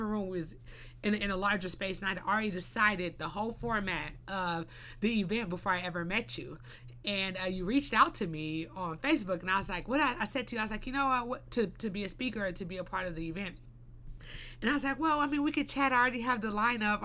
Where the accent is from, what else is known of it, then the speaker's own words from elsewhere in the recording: Los Angeles, California, United States; I was born and raised in the Crenshaw area, you know, Crenshaw and Slauson